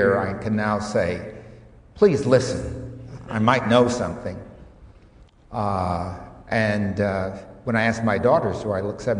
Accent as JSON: {"language": "English", "country": "United States", "accent": "strong American", "moved": "yes", "lives_now": "Sydney, Australia", "said": "this rather strong American accent"}